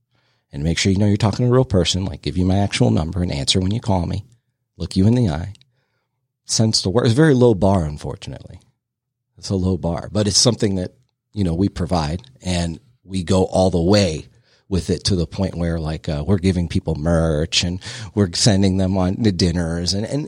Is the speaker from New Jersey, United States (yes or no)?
yes; New Jersey, United States; We're from Jersey